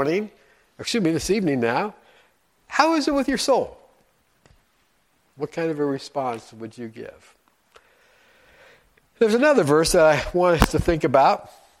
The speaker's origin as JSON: {"language": "English", "town": "Frankfort", "region": "Indiana", "country": "United States", "tie": "born or raised there", "moved": "yes", "said": "I was born and raised in a small town about an hour north of here called Frankfort, Indiana."}